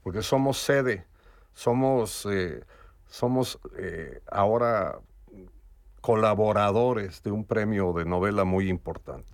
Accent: Mexico; now in Madrid, Spain; como mexicano

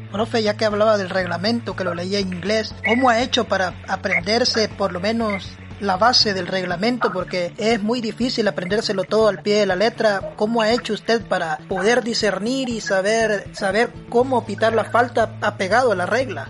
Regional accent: El Salvador; así somos los salvadoreños

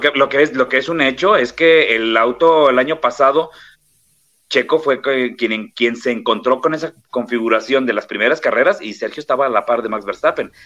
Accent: Mexico; yo le he dicho como mexicano

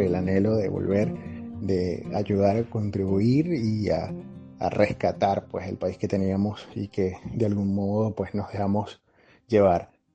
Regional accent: Venezuela; now in San Luis, Argentina; soy un venezolano que se encuentra en Argentina, en San Luis

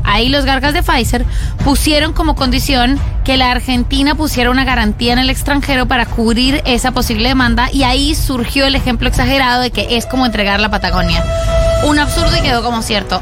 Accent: Colombia

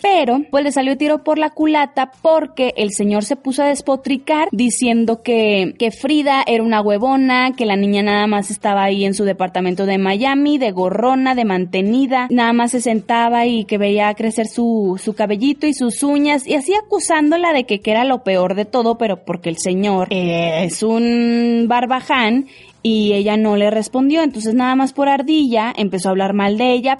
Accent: Lerdo, Durango, Mexico; soy de Lerdo

